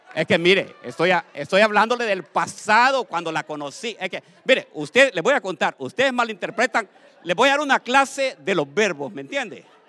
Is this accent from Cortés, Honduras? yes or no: no; Tegucigalpa, Francisco Morazán, Honduras; mi primera iglesia se llamaba la iglesia de la santidad, allá en Tegucigalpa, donde yo nací